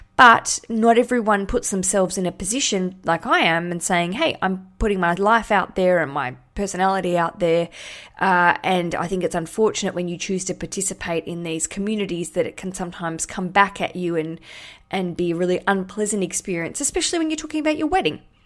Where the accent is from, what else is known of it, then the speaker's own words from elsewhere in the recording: Australia; now in London, United Kingdom; I'm Australian, live in London